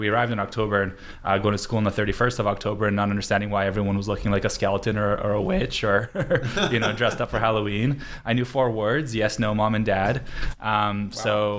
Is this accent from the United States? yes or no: no; Vancouver, British Columbia, Canada; also born or lived in Krasnoyarsk, Siberia, Russia / Israel; I was born in Siberia in a city called Krasnoyarsk. And when I was 2.5, we moved to Israel. And then from there, 2.5 years later, when I was 5, moved here to Vancouver.